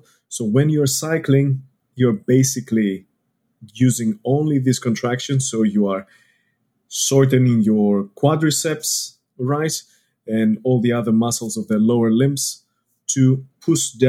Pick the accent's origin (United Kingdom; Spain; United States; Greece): Greece; moved away as an adult; now in Australia; I'm not from around here. You can tell it from my accent. I'm from Greece.